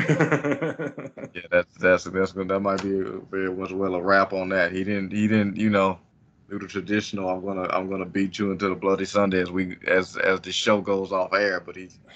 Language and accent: English; United States; I think also as an American fan